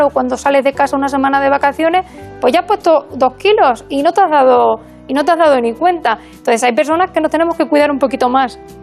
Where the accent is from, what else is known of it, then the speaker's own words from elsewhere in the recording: Burgos, Castile and León, Spain; moved away as an adult; also born or lived in Extremadura / Badajoz; now in A Coruña, Spain; me crié en Burgos